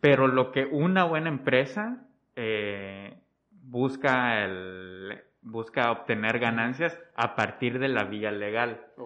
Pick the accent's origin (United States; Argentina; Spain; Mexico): Mexico; nosotros, México